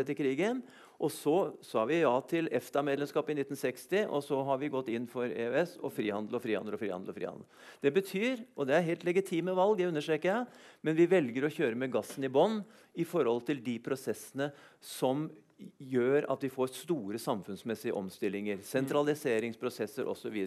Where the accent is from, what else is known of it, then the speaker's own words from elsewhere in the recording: Lillehammer, Innlandet, Norway; jeg kommer fra Lillehammer da, under OL